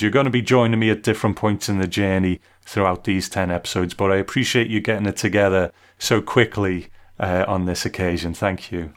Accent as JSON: {"language": "English", "country": "United Kingdom", "said": "I'm a Brit"}